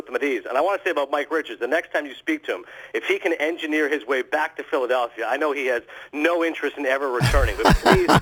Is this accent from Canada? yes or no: yes; Kingston, Ontario, Canada; moved away; also born or lived in Toronto; where we grew up in Kingston, Ontario